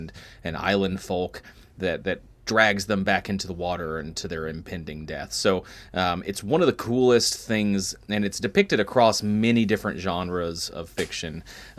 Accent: Maysville, Kentucky, United States; because I'm from Maysville

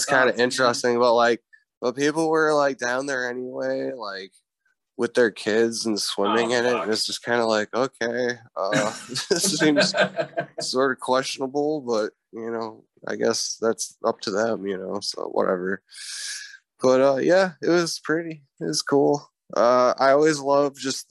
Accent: Dubuque, Iowa, United States; growing up in Dubuque

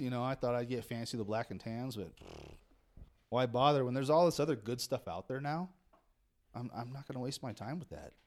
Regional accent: Redding, California, United States; also born or lived in Monterey area; I grew up in Redding

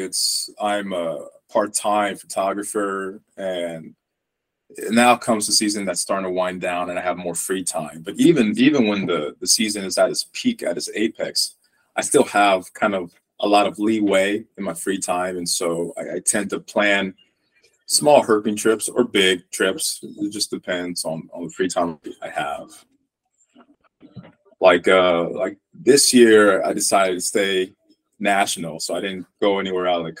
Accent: Illinois, United States; we're both from the Midwest

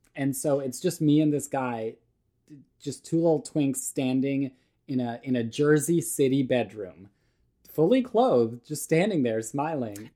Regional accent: Canada; also born or lived in Serbia; I was born in Serbia. We, like, moved to Canada when I was, like, five years old.

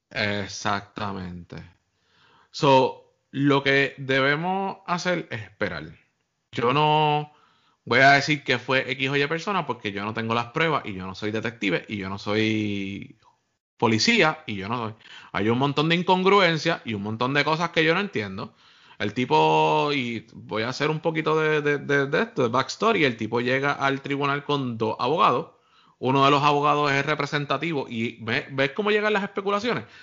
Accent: Puerto Rico

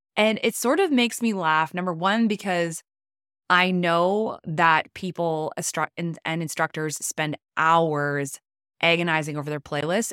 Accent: Canada; I'm Canadian

